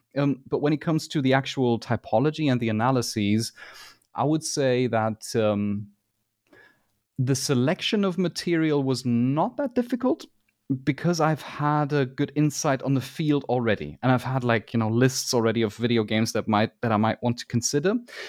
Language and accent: English; Germany; English is a second language; it might be that I'm biased because I am from Germany